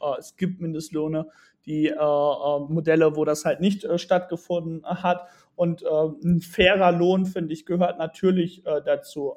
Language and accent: German; Bielefeld, North Rhine-Westphalia, Germany; ich komme aus der wunderschönen Stadt Bielefeld